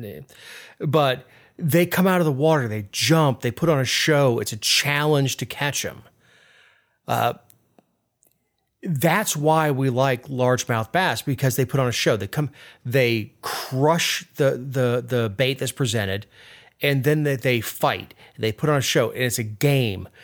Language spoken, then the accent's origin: English; South Florida, United States; I'm from South Florida, the heart of sport fishing country.